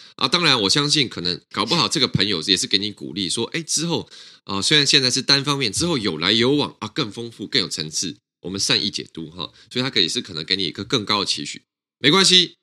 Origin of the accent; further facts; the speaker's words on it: Taiwan; 我们台湾人